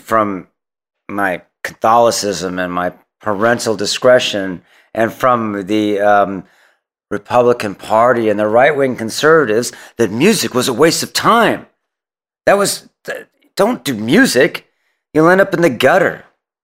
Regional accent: San Francisco, California, United States; also born or lived in Oakland; born and raised in San Francisco, lived there, worked there all my life

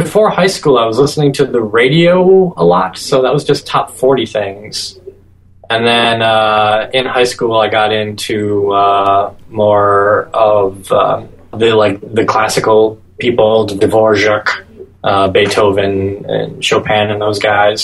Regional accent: Green Bay, Wisconsin, United States; I grew up in around Green Bay, Wisconsin

